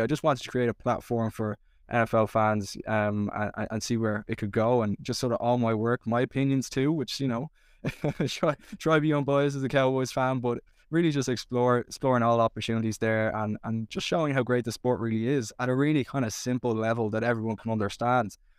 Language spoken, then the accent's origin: English; Dublin, Leinster, Ireland; growing up in Dublin